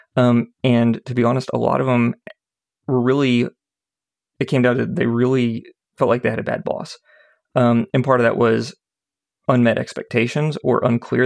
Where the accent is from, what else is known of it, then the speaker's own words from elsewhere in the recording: Indianapolis, Indiana, United States; I grew up in Indianapolis.